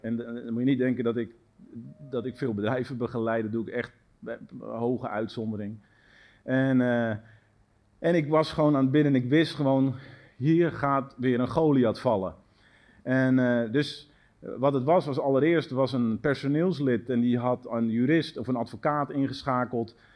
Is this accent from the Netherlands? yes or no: yes; Netherlands; ons als Nederlanders